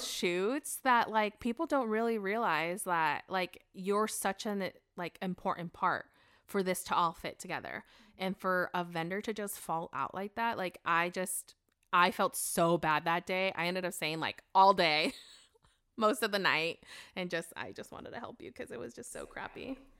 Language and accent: English; United States; moved away; I grew up in Washington.